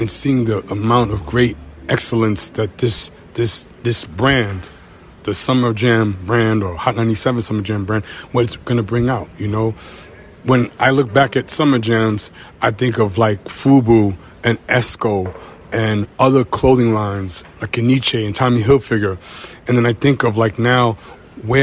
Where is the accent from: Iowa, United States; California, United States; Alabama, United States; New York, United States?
New York, United States; I'm from Suffolk County, Long Island, so I like the fact that we're a little bit closer when we're actually in New York City.